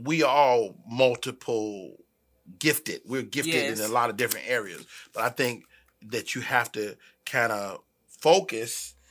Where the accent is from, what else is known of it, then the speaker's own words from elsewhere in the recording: Chicago, Illinois, United States; moved away; also born or lived in Bay Area / New Orleans; I'm from Chicago, but I'm not a Chicago comic.